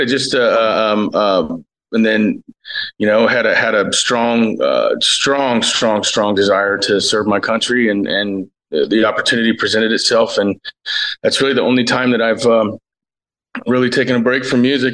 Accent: Cincinnati, Ohio, United States; I'm born and raised in Cincinnati, Ohio

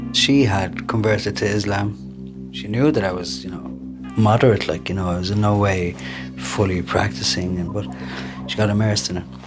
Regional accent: Dublin, Leinster, Ireland; also born or lived in Tripoli, Libya; Now I'm from Tripoli. I'm half Dublin, half Tripoli, capital city boy

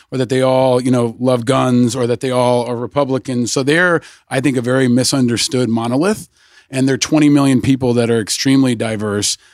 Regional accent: Peekskill, New York, United States; I grew up in, just outside of Peekskill, upstate New York.

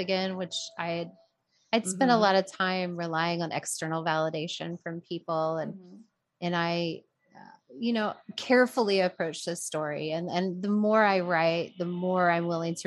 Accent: South Carolina, United States; moved away as an adult; now in Los Angeles, United States; I'm from South Carolina

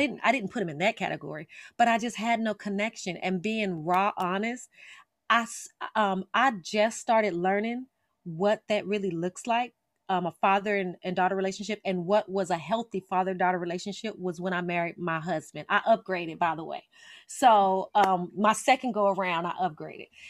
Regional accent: Las Vegas, Nevada, United States; I am from Las Vegas, Nevada, born and raised

